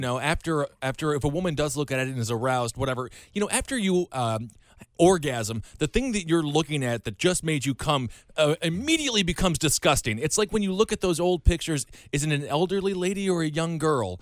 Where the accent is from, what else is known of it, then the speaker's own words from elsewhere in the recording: Wisconsin, United States; growing up in Wisconsin